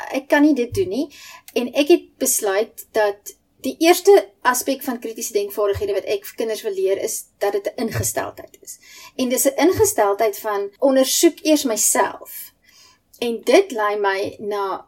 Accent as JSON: {"language": "Afrikaans", "country": "South Africa", "said": "ek as 'n gewone Suid-Afrikaner"}